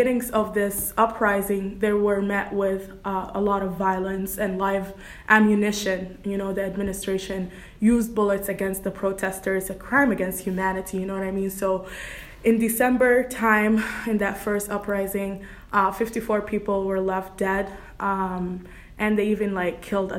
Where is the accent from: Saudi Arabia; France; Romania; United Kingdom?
Saudi Arabia; also born or lived in Sudan; now in Canton, United States; I was born in Sudan, raised in Saudi Arabia, and now I reside in Canton, Michigan.